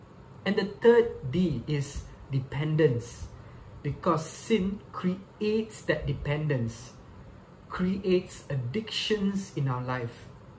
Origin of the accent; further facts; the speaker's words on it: Subang Jaya, Selangor, Malaysia; Once again, I'm from Subang Jaya, Malaysia.